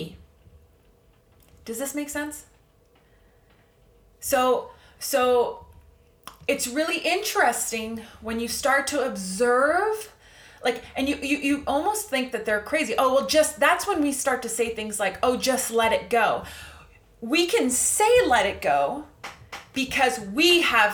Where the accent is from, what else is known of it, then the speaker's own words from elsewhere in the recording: Canada; I'm going to speak from the perspective of a Canadian here. I'm Canadian